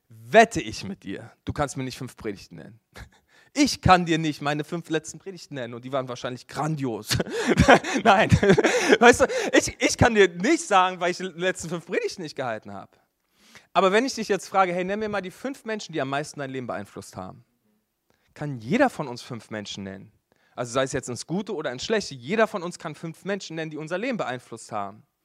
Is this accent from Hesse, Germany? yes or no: no; Berlin, Germany; Hey, ich bin in Berlin groß geworden in einer Kirche, äh, die hatte das nicht so richtig, Kleingruppen.